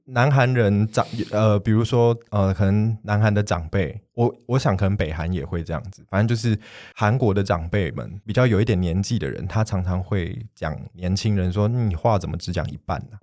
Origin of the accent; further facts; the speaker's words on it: Taiwan; 虽然我从小在台湾土生土长，但是因为父亲的关系，在家里接受到的是比较偏韩式的教育